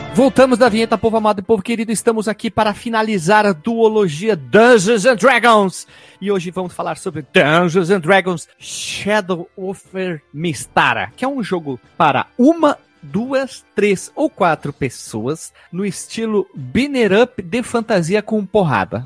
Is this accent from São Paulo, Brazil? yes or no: no; Caxias do Sul, Rio Grande do Sul, Brazil; sou de Caxias do Sul, do Sul, no Rio Grande do Sul